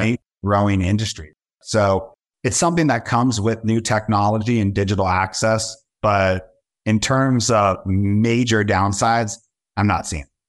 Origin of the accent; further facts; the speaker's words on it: Southern California, United States; now in Brooklyn, New York, United States; based out of Brooklyn, New York, born and raised in Southern California